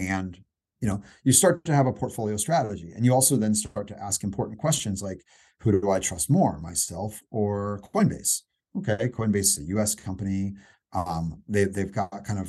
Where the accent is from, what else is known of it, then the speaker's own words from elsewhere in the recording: Indiana, United States; I'm a skateboarder from Indiana